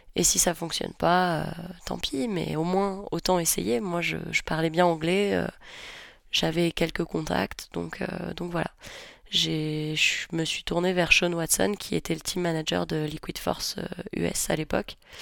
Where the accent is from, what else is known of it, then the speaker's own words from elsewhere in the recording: Nice, Provence-Alpes-Côte d'Azur, France; now in Savoie, France; je suis niçoise à la base